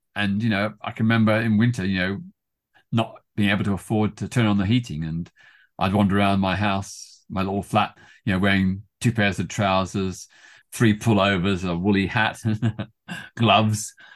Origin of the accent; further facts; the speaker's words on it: Melbourne, Victoria, Australia; also born or lived in Britain; now in United Kingdom; in my hometown of Melbourne, Australia.